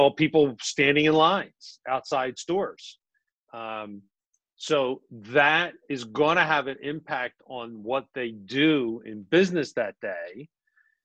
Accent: Philadelphia, Pennsylvania, United States; moved away as an adult; now in Collingswood, United States; I'm Northeast Philly. There you go. Born and bred

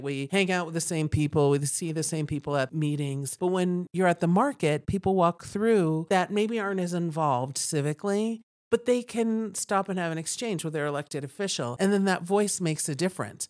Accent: East Coast, United States; now in Steamboat Springs, United States; I moved here in nineteen ninety. I came here on vacation and just fell in love. I'm from the East Coast

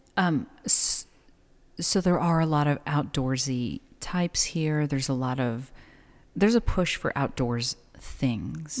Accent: El Paso, Texas, United States; now in Las Cruces, United States; being born and raised in El Paso

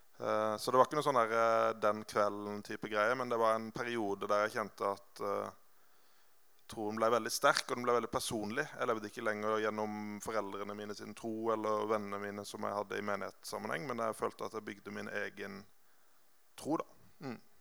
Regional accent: Grimstad, Agder, Norway; also born or lived in Oslo; Og jeg vokste opp i Grimstad, i Betania, som er det hoppbakken med McDonald's

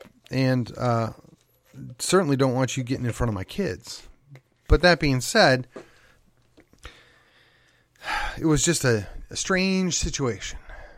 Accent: Wisconsin, United States; But I mean, in my home state of Wisconsin, I mean, it is just short Midwestern to the point values.

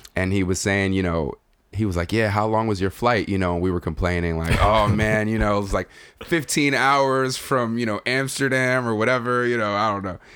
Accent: Nigeria; being a Nigerian, being a native Nigerian

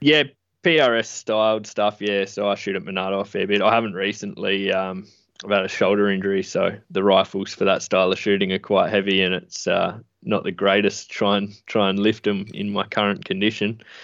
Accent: Adelaide, South Australia, Australia; I grew up in Adelaide, um, in the city.

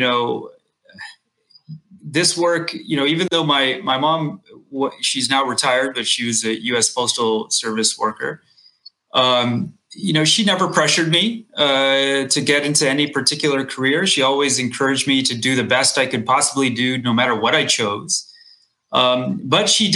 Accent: Texas, United States; when I was a kid and growing up in Texas

